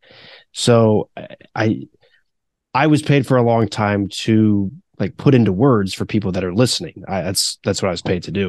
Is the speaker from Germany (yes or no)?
no; Pickerington, Ohio, United States; also born or lived in Virginia; I've been in Pickerington for the most part ever since I was 10.